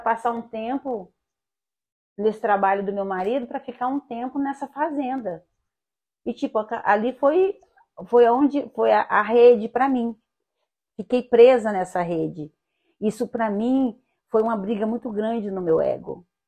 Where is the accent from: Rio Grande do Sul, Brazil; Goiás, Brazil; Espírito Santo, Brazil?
Goiás, Brazil; moved away as an adult; also born or lived in Goiânia; now in Rio de Janeiro, Brazil; a minha infância foi, foi no interior, na roça, meu pai era agricultor